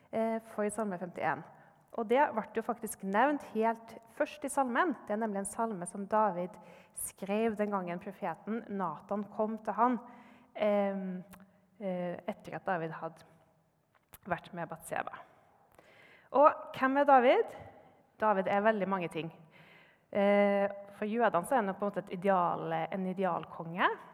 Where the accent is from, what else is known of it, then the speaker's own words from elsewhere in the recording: Trondheim, Trøndelag, Norway; jeg kommer fra Trondheim.